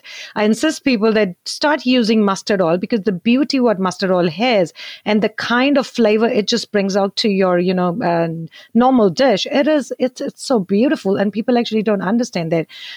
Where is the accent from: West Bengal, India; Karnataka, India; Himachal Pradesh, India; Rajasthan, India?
Himachal Pradesh, India; moved away as an adult; also born or lived in Invercargill, New Zealand; now in Rotorua, New Zealand; I am from Himachal.